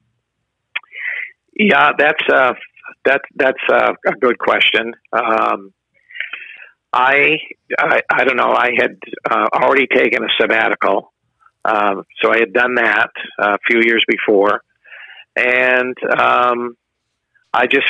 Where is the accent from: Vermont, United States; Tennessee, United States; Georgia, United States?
Vermont, United States; I'm from Vermont